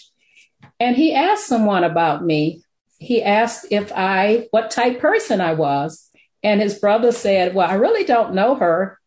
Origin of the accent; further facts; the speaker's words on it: Alexandria, Louisiana, United States; moved away; also born or lived in Detroit, Michigan; I grew up in Alexandria, Louisiana